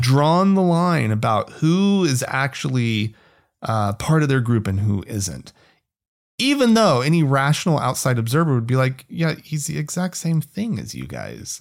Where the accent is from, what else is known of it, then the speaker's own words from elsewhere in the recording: rural Oklahoma, United States; now in Salt Lake City, United States; I grew up outside of Utah, um, and, uh, namely you know, rural Oklahoma